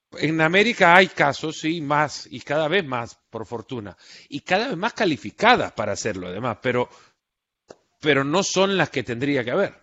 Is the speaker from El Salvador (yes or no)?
yes; El Salvador; Yo soy del Salvador, he seguido a pues la Alianza desde chico